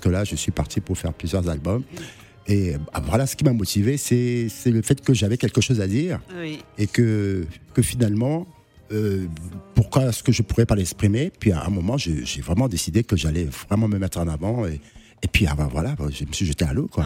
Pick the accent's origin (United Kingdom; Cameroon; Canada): Cameroon; Douala, Littoral; moved away as an adult; now in Paris, France; dans ma jeunesse quand j'étais au Cameroun